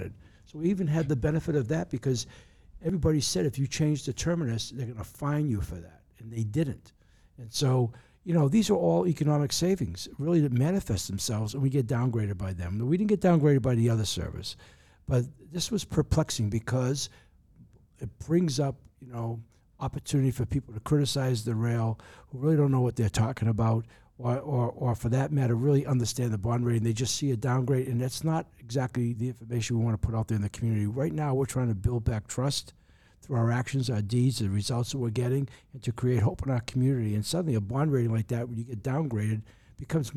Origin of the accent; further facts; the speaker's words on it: Boston, Massachusetts, United States; now in Honolulu, United States; where I grew up in the Boston area